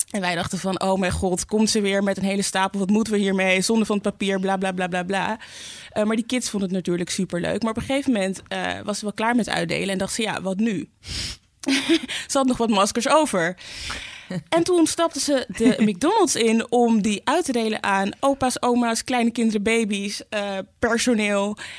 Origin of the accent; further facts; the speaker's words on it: Amsterdam, North Holland, Netherlands; ik ben in Zuidoost opgegroeid.